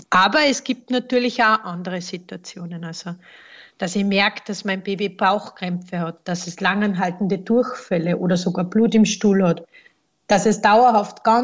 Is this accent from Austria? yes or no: yes; Austria; Aber bei uns in Österreich kommt man eben auf den Konsensus